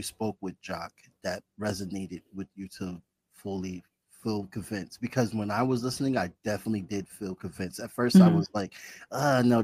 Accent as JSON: {"language": "English", "town": "Bridgeport", "region": "Connecticut", "country": "United States", "tie": "born or raised there", "said": "I'm from Connecticut, and I grew up in Bridgeport, which is like Fairfield County"}